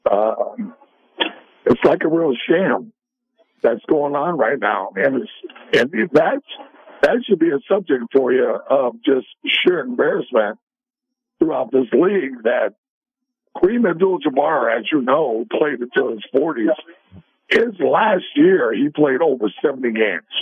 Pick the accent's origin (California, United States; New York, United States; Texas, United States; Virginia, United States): California, United States; Sacramento; they're in my hometown.